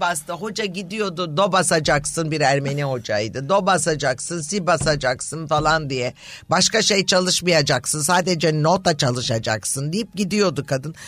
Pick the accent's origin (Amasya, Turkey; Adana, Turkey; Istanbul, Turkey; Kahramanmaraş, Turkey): Istanbul, Turkey; Büyükada; benim de çocukluğum Büyükada'da Anadolu Kulübü'nde geçti.